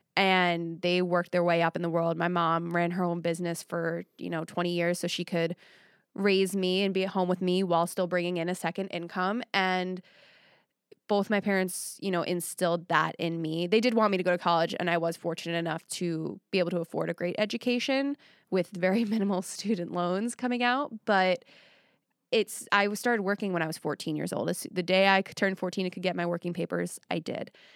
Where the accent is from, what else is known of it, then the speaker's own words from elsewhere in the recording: Long Island, New York, United States; now in Nashville, United States; on Long Island, but where I was at, it was a lot of working class